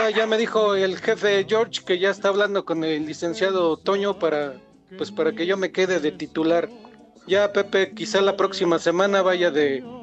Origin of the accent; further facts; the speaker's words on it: Toluca, State of Mexico, Mexico; Yo soy de Mero Toluca.